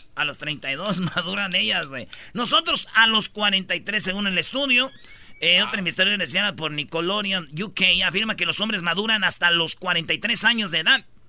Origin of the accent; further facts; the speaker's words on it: Michoacán, Mexico; como yo soy de Michoacán, somos de familia grande